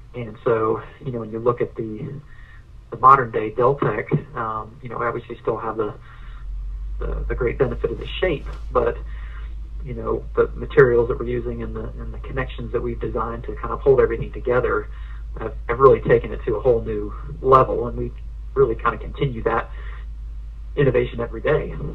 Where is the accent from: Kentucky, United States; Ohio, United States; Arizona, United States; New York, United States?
Ohio, United States; now in Asheville, United States; I grew up in Ohio.